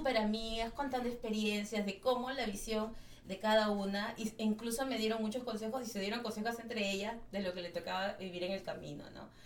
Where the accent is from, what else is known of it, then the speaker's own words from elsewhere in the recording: Peru; en, mi, país se come ceviche, en mi país se come seco de cabrito